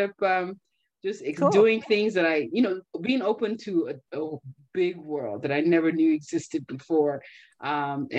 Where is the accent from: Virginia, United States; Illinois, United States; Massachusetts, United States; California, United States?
California, United States; also born or lived in Nigeria / Boston; I grew up in California, but I went to school on the East Coast